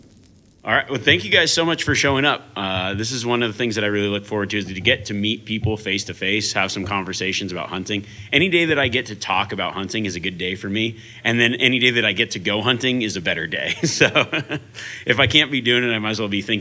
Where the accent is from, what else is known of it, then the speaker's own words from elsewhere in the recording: Reno, Nevada, United States; I actually grew up here outside of Reno, Nevada. This is kind of my hometown